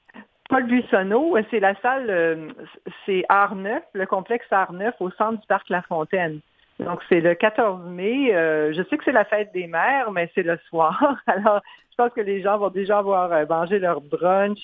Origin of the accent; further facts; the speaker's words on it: Montreal, Quebec, Canada; moved away; also born or lived in Manitoba; je suis originaire de Montréal, alors j'ai grandi là-dedans.